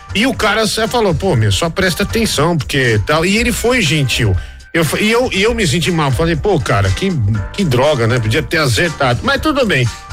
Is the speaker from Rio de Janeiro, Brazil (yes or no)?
no; Osasco, São Paulo, Brazil; Osasco é minha terra, né? Osasco eu sou um artista de Osasco